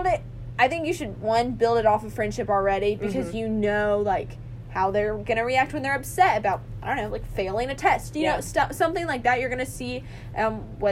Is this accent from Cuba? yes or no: no; the South, United States; accent: southern; I am back in the South.